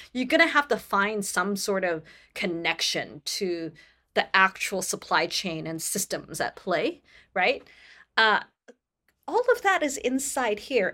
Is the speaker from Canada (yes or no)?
yes; Canada; I come from Canada